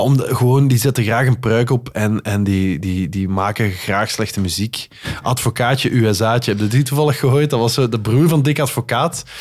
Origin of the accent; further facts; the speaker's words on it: Flanders, Belgium; accent: Flemish; also born or lived in Netherlands; ik wel degelijk heel mijn leven, of zo goed als heel mijn leven in België gewoond heb